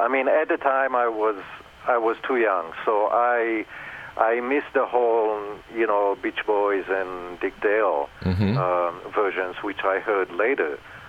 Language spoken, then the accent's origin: English; Israel; moved away; growing up in Israel